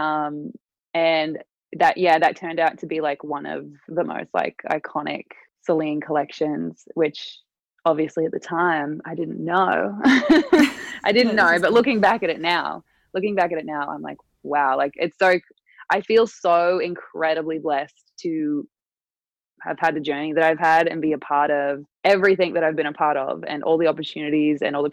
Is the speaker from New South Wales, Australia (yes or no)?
yes; Newcastle, New South Wales, Australia; moved away as an adult; my hometown, Newcastle